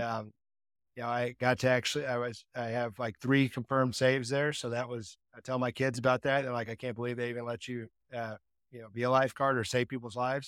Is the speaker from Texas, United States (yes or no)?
yes; Texas, United States; I grew up in Texas